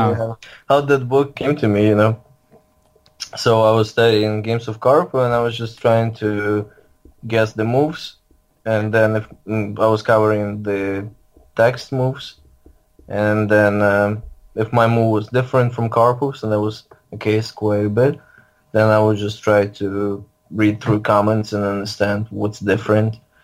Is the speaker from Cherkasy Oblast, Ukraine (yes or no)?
no; Lviv, Lviv Oblast, Ukraine; now in St. Louis, United States; I grew up in Lviv, Ukraine.